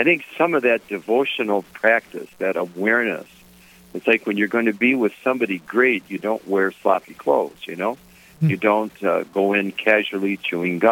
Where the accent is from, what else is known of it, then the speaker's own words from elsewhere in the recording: Detroit, Michigan, United States; my family, where I grew up in Detroit, we were very ordinary folks